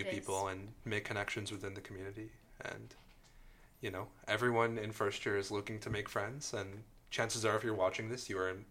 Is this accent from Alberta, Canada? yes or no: yes; Calgary, Alberta, Canada; moved away as an adult; now in Toronto, Canada; Okay, so I'm from Calgary, and I lived there over the summer.